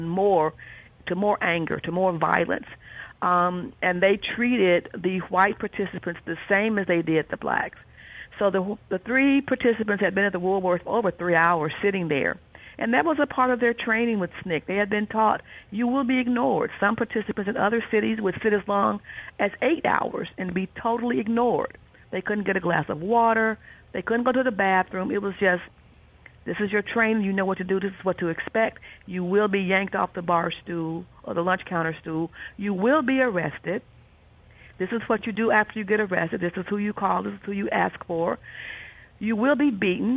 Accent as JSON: {"language": "English", "town": "Winona", "region": "Mississippi", "country": "United States", "tie": "born or raised there", "said": "as a child growing up in Mississippi, about an hour from Jackson, if I wanted to go to my little small town cafe, which was downtown Winona"}